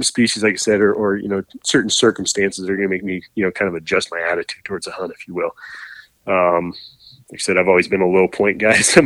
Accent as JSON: {"language": "English", "region": "Northern Idaho", "country": "United States", "tie": "born or raised there", "said": "I grew up in Northern Idaho"}